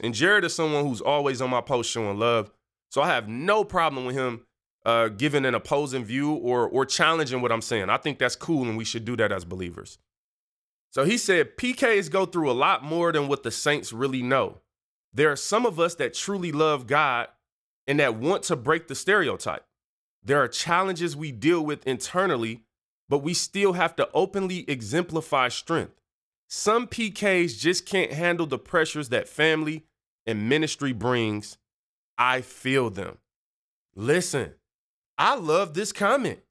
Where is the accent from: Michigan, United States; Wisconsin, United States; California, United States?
Michigan, United States; Detroit; I'm from Detroit.